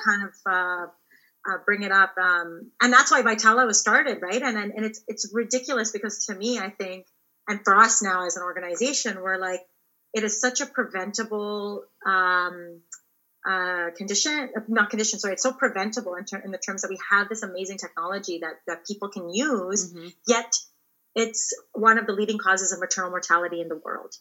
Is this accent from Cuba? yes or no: no; Ontario, Canada; I grew up in Ontario